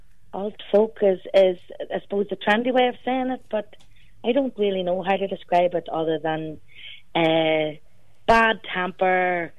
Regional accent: Armagh, Northern Ireland, United Kingdom; moved away as an adult; also born or lived in Manchester / Kilkenny; I'm from Armagh, and my people are from Kilkenny and Armagh, and I lived in Manchester for many years, and I moved over there to go to university

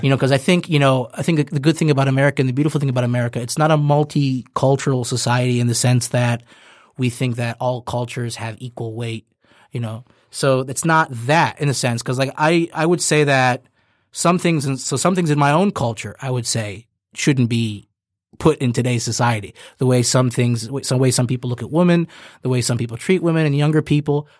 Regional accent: United States; as an American

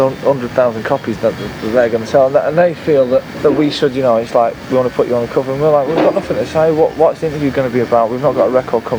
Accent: Manchester, North West England, United Kingdom; the culture that I was brought up in Manchester from when I was 14

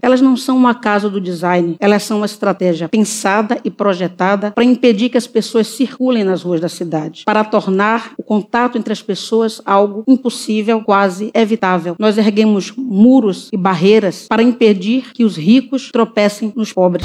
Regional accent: Salvador, Bahia, Brazil; Tendo nascido no bairro da Liberdade, bairro que já foi considerado o mais negro da cidade de Salvador

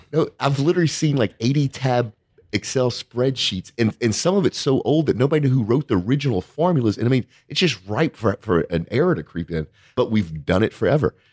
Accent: Cajun, Louisiana, United States; accent: Cajun; my Cajun accent

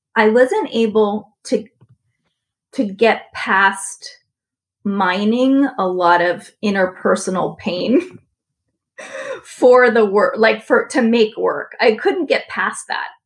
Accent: San Francisco, California, United States; moved away as an adult; I grew up in San Francisco

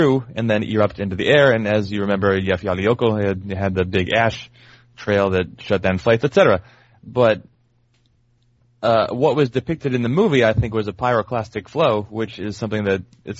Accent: California, United States; now in Portland, United States; I'm from California

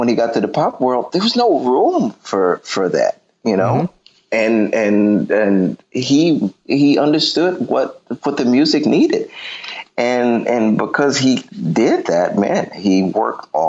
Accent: Detroit, Michigan, United States; I'm from Detroit.

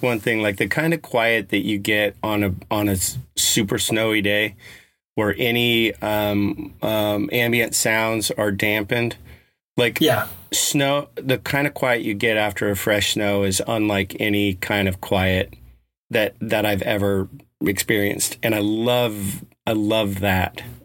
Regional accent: Colorado, United States; I grew up in Colorado

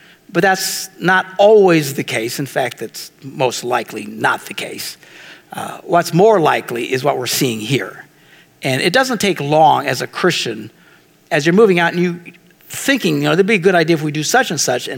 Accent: Green Bay, Wisconsin, United States; I'm from Green Bay.

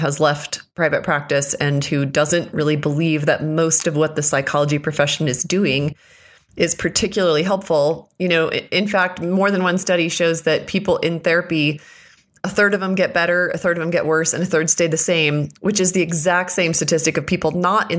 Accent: Utah, United States; I'm from Utah

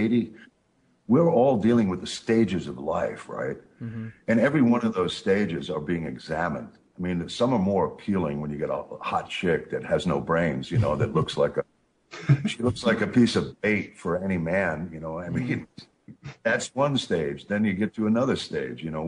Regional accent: New York, United States; I'm from New York

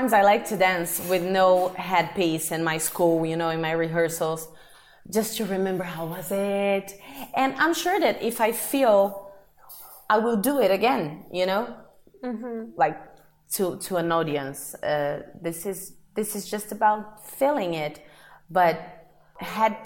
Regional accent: Brazil; moved away; I'm from Brazil

